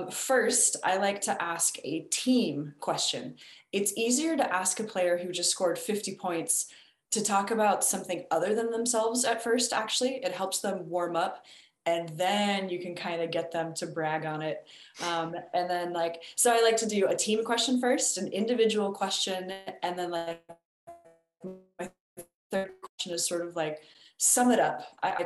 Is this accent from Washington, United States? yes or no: yes; Washington, United States; I'm from an Army family, actually, so I sort of feel like I'm from everywhere and nowhere. Where I went to high school and college is in Washington State.